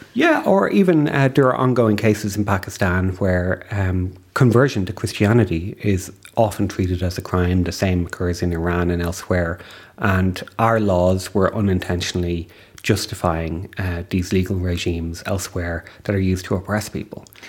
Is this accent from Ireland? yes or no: yes; Ireland; as an Irish citizen